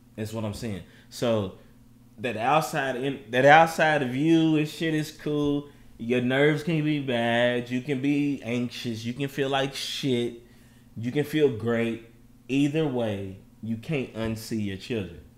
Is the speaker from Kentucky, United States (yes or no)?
yes; Louisville, Kentucky, United States; I'm born in Louisville, Kentucky. My mama from Louisville, Kentucky. My daddy from Louisville, Kentucky